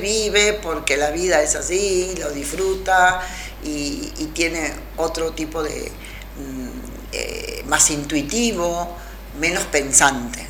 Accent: Rosario, Santa Fe, Argentina; moved away as an adult; also born or lived in Spain; now in Traslasierra, Argentina; Yo me vine a Rosario, que era de donde había salido.

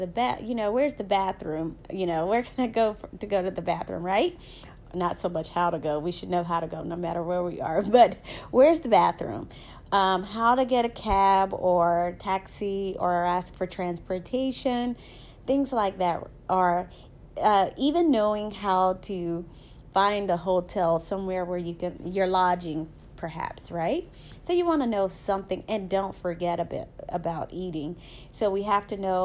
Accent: the South, United States; accent: Southern; So I'm a Southern girl, as you can tell by my accent. I am very Southern

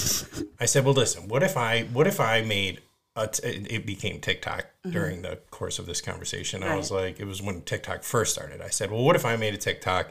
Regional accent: Detroit, Michigan, United States; And I'm like, and I'm in Southwest Detroit

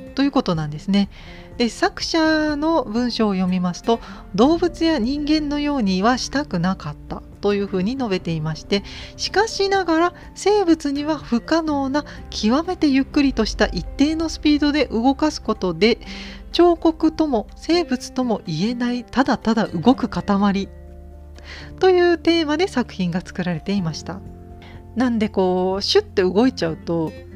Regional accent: Gifu, Japan; 私の地元の美術館岐阜県美術館

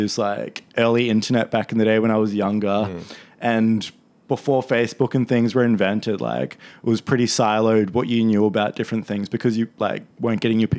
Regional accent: Penrith, New South Wales, Australia; now in Inner West, Sydney, Australia; grew up in Penrith. I was born there and I lived in a bunch of suburbs in the area, one called Erskine Park, one called Cambridge Park, mm-hmm. just off the main suburb of Penrith.

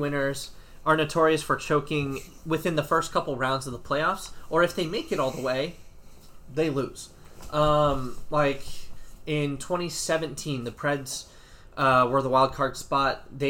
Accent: Nashville, Tennessee, United States; I grew up in and around the Nashville area.

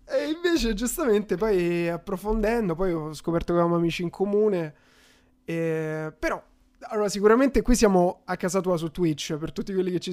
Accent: Rome, Lazio, Italy; accent: Roman; io pure sono romano e lo maschero abbastanza bene, il mio romano

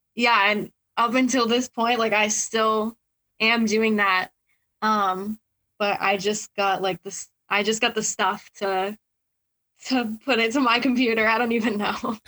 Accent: Massachusetts, United States; born or raised there

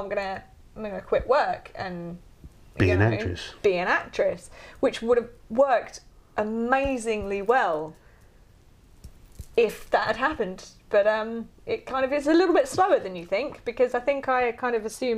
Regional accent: United Kingdom; also born or lived in New Zealand; We're so British

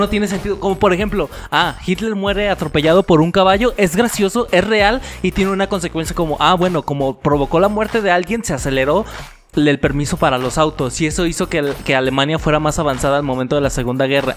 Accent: Mexico; somos mexicanos

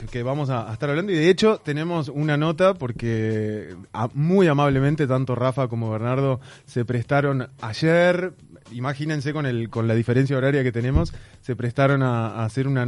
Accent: Uruguay

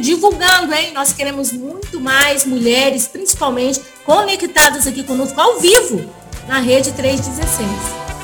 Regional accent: Brazil; a gente é brasileiro

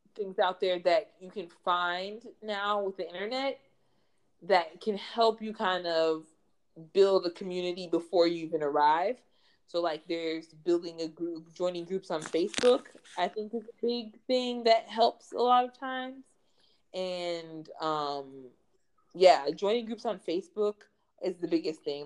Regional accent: United States; moved away as an adult; now in Spain; I'm from the U.S.

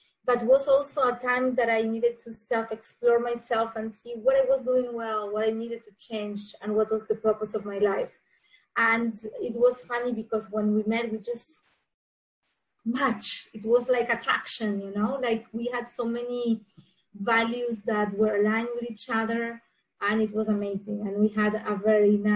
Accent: Argentina; English is a second language; moved away as an adult; now in South Florida, United States; I am originally from Argentina. I moved to USA, to South Florida, in 2001 after I got married.

